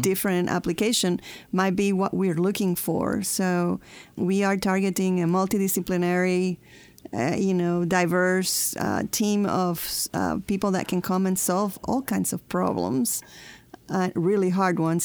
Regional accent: Puerto Rico; moved away as an adult; also born or lived in Huntsville, Alabama; we moved from uh, Puerto Rico. I'm from Puerto Rico to Huntsville, Alabama

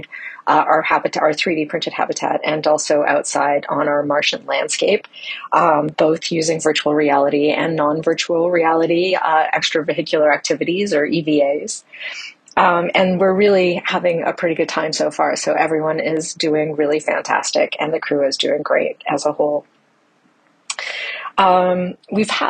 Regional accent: Canada; now in United States; I am originally from Canada, although I live in the States now.

